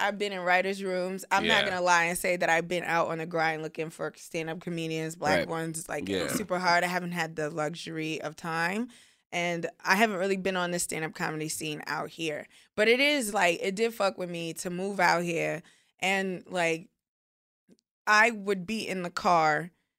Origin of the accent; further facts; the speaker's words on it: Nigeria; He's Nigerian. I'm Nigerian. Like, we good.